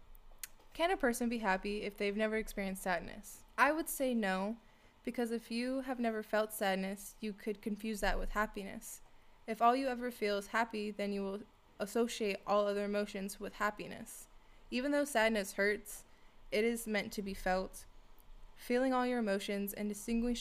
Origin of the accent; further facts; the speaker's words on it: California, United States; moved away as an adult; now in Minnesota, United States; I'm from California, and I just moved to Minnesota for my job.